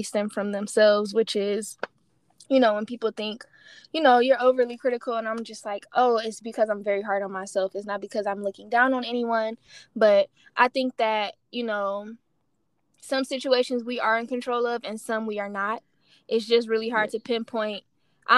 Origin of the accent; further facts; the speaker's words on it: Detroit, Michigan, United States; moved away; I'm from Detroit